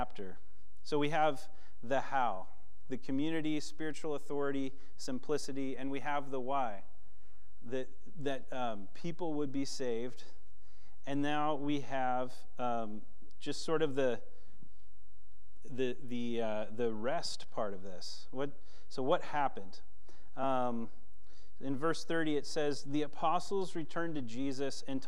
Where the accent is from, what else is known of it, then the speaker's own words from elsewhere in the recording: Washington, United States; I'm from Washington